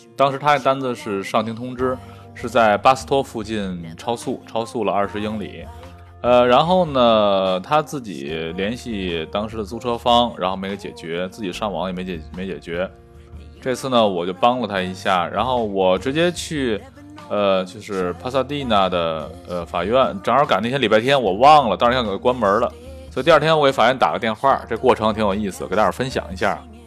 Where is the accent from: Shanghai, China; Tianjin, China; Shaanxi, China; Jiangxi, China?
Tianjin, China; 我们天津人讲话儿